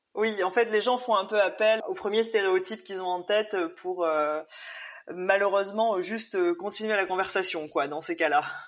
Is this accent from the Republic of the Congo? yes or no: no; Réunion; je suis née à la Réunion mes parents aussi